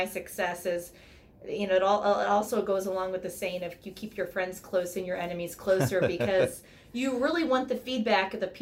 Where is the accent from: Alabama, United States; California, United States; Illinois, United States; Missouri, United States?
Missouri, United States; near St. Louis; moved away as an adult; now in Chicago, United States; we grew up near St. Louis, and so home of the 11-time world champion St. Louis Cardinals